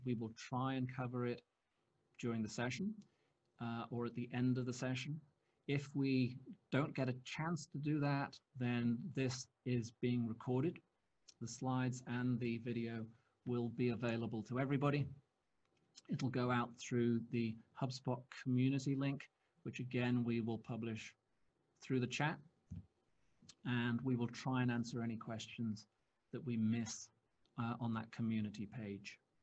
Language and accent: English; United Kingdom; we're British